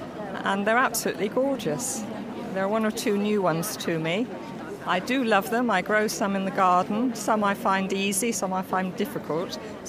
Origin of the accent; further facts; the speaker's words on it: Coggeshall, East of England, United Kingdom; I'm from Coggeshall in Essex.